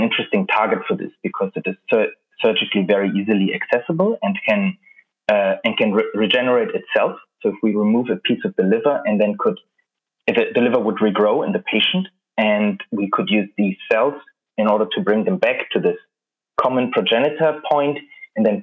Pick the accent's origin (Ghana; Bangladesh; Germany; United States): Germany; Berlin; moved away as an adult; now in London, United Kingdom; I'm originally from Berlin